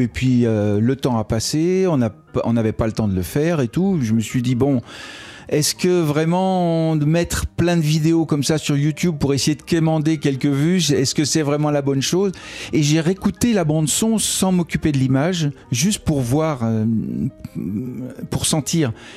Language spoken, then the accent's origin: French; Annemasse, Auvergne-Rhône-Alpes, France; moved away as an adult; now in Paris, France; C'était dans ma ville natale